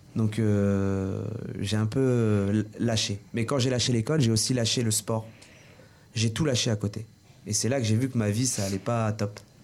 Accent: Orléans, Centre-Val de Loire, France; je suis né en France. J'ai vécu euh, toute ma vie à la source. Euh, je suis orléanais

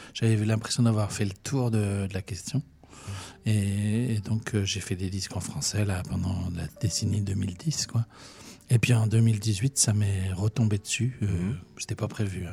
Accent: Orléans, Centre-Val de Loire, France; chez nous à Orléans

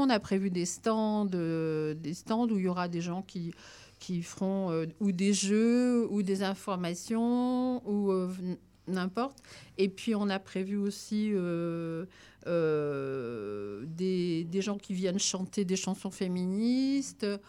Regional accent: France; chez nous en France

